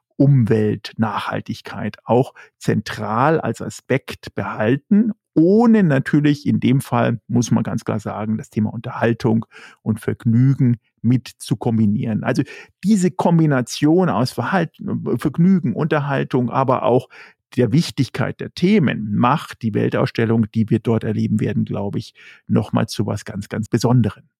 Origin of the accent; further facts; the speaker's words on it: Germany; als Deutscher